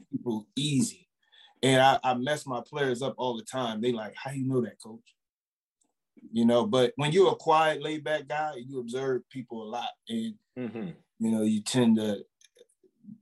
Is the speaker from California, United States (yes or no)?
no; Philadelphia, Pennsylvania, United States; growing up in Philly